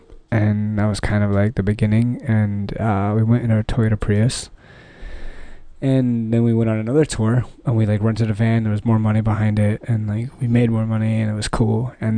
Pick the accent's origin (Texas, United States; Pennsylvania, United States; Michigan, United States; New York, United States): Texas, United States; Dallas; moved away; I came out here from Dallas, Texas like 2 years ago, met some really cool guys.